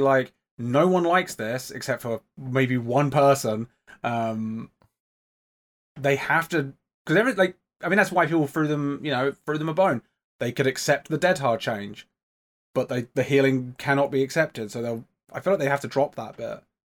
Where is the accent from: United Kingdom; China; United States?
United Kingdom; England; I'm from England.